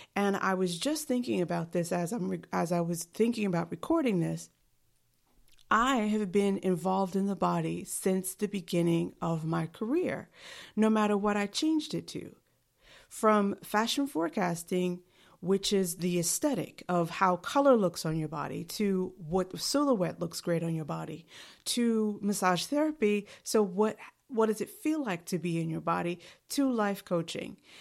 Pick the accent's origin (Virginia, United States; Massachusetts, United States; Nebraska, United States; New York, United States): New York, United States; New York City; I am from New York City